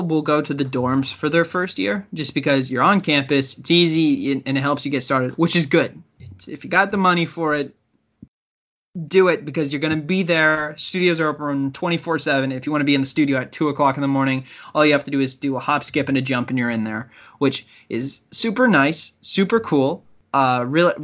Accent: United States; moved away as an adult; now in Canada; being American

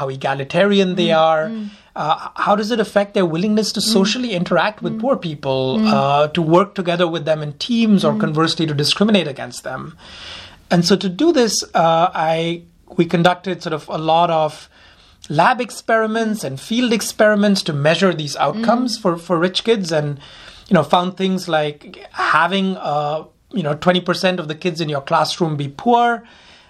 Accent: India; also born or lived in Delhi; I grew up in India.

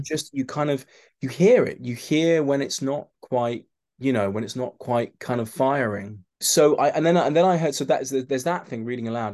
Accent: London, United Kingdom; I'm from London

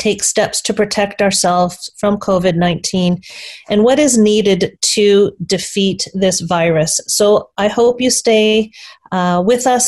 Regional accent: Canada; I'm really proud to be Canadian.

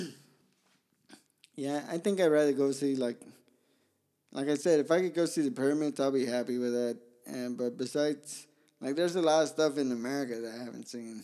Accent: Pomona, California, United States; also born or lived in Guadalajara, Mexico / Zacatecas, Mexico; I grew up in Pomona

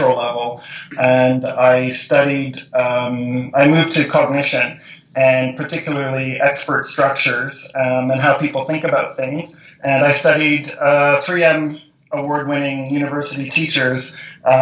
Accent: Montreal, Quebec, Canada; moved away as an adult; also born or lived in British Columbia; now in Alberta, Canada; I'm a Montreal boy

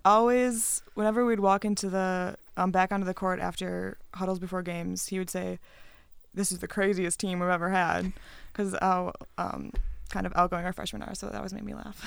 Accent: Wisconsin, United States; moved away; I'm from Wisconsin and I used to go to games at the Cole Center all the time

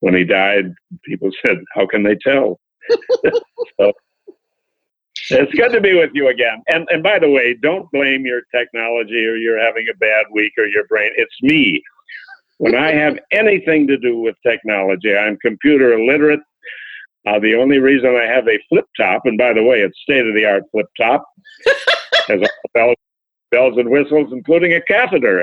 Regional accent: Buffalo, New York, United States; my hometown of Buffalo

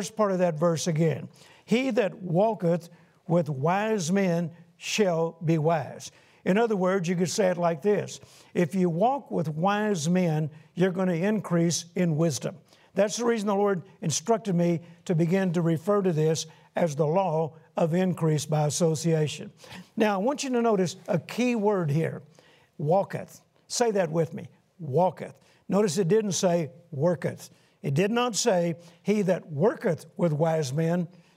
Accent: Shreveport, Louisiana, United States; Shreveport, Louisiana, my hometown where my wife Carol and I grew up

